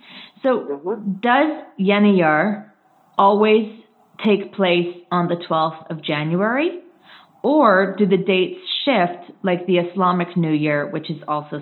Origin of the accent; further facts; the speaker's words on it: Canada; I'm a Canadian